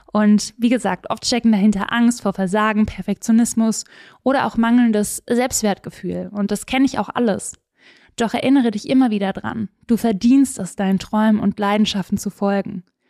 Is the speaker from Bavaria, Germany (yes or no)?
no; Swabian Jura, Baden-Württemberg, Germany; ich bin auf der Schwäbischen Alb groß geworden